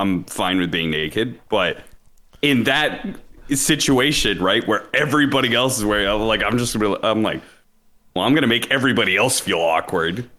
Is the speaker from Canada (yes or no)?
no; Pacific Northwest, United States; moved away; I grew up in the Pacific Northwest